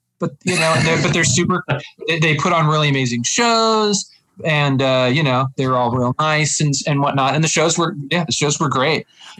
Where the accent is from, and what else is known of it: Reno, Nevada, United States; born or raised there; moved away as an adult; also born or lived in Chicago, United States; now in Minneapolis, United States